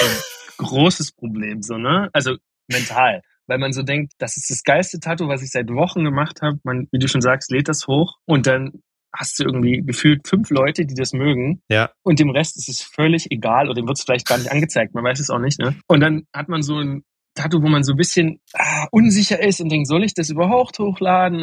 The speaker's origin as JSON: {"language": "German", "town": "Meissen", "region": "Saxony", "country": "Germany", "also_born_or_lived": "Dresden", "said": "ich komme aus Meißen ursprünglich, was ja aber dieselbe Region ist."}